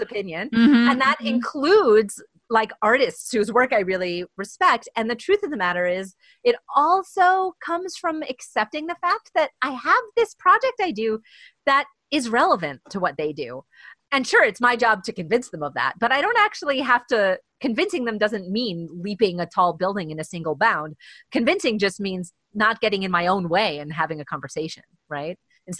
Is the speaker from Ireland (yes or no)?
no; Vancouver, British Columbia, Canada; And we're all from Vancouver.